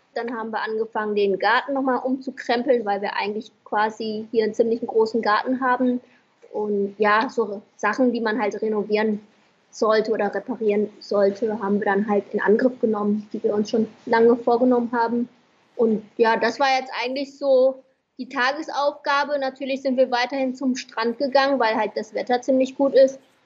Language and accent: German; Vietnam; moved away; also born or lived in Germany; Ich als Vietnamesin war in Deutschland